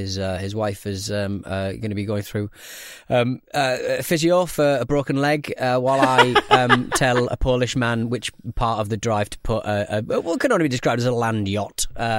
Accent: London, United Kingdom; I'm from Audi, South London.

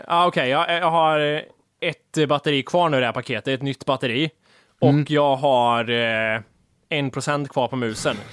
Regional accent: Värmland, Sweden; Vi, vi har ju uppväxta med det här. Vi kommer från Värmland

